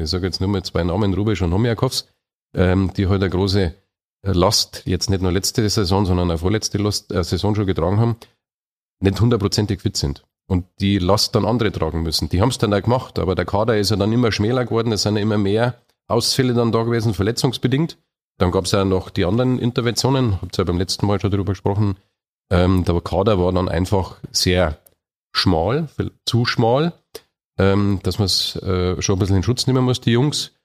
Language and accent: German; Munich, Bavaria, Germany; bin ja auch Oberbayer, also ich bin ein richtiger Münchner